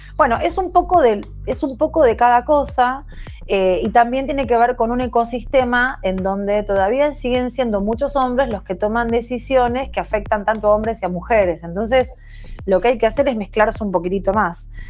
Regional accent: Argentina; moved away as an adult; mi país

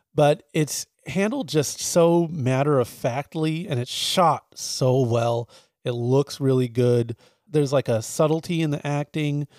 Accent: San Diego, California, United States; growing up in San Diego

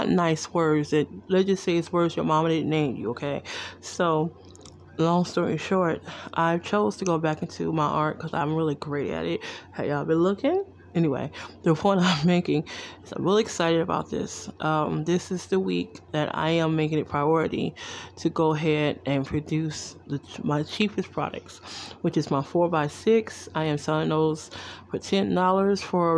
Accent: Detroit, Michigan, United States; also born or lived in New Jersey; now in Las Vegas, United States; I'm originally from Detroit, Michigan

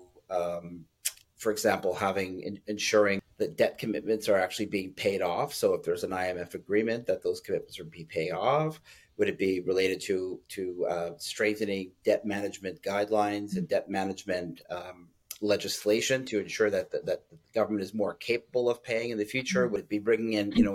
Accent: Canada; as a Canadian

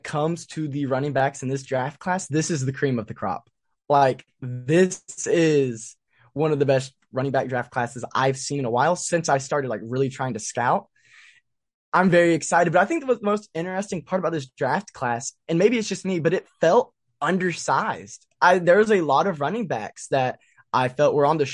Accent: Tennessee, United States; growing up in Tennessee

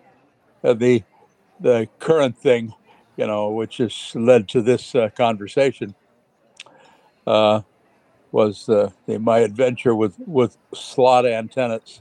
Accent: United States; also born or lived in England; being an American living in England

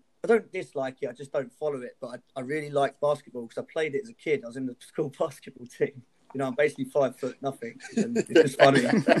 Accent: Stevenage, East of England, United Kingdom; moved away as an adult; now in London, United Kingdom; I'm from Stevenage.

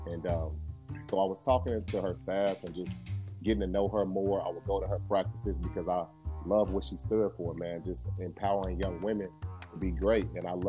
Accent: Chicago, Illinois, United States; I'm from Chicago.

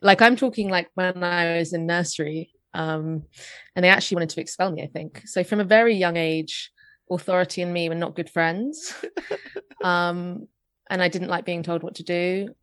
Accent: London, United Kingdom; I grew up in North London.

